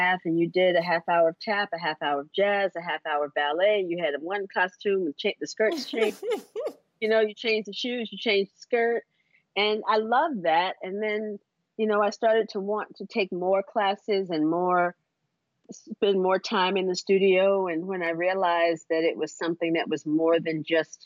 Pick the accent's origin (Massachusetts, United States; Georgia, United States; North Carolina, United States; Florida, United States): North Carolina, United States; Durham; moved away as an adult; also born or lived in Washington, D.C.; now in New York, United States; I was born in North Carolina